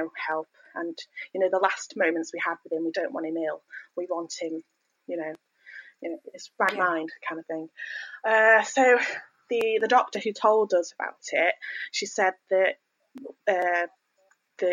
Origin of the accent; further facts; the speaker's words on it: Northwich, North West England, United Kingdom; also born or lived in York; I'm from Northwich, born and bred